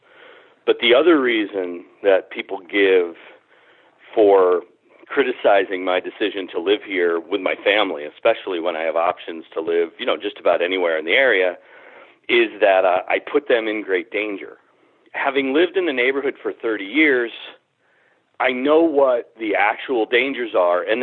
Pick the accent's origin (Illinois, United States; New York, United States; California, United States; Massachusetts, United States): Massachusetts, United States; Springfield; I feel about my hometown the way a lot of people feel about the United States. I don't feel a whole lot of patriotism. I'm different from a lot of people in that way. I guess what a lot of people feel in patriotism, I feel for my community. I feel it for Springfield